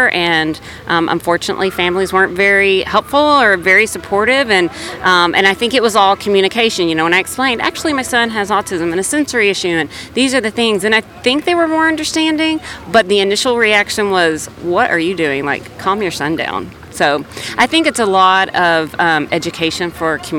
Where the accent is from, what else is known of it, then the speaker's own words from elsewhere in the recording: South Bend, Indiana, United States; I'm from South Bend, Indiana.